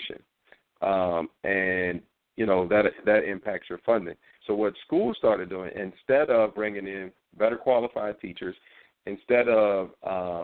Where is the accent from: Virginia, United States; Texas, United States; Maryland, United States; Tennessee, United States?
Virginia, United States; Norfolk; also born or lived in New York City / Manassas; Here in Virginia, in my hometown, Norfolk, Virginia